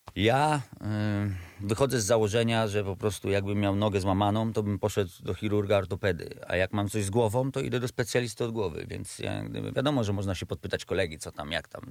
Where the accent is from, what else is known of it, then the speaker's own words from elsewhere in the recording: Radom, Masovian Voivodeship, Poland; moved away as an adult; also born or lived in Września; mój młodzieńczy Radom